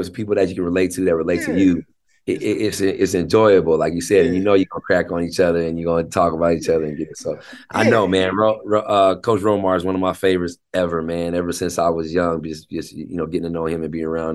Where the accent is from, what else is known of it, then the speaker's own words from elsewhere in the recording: Tacoma, Washington, United States; also born or lived in Seattle / Federal Way; I was actually born in Seattle. I was born at University of Washington Hospital. But then I was raised in Tacoma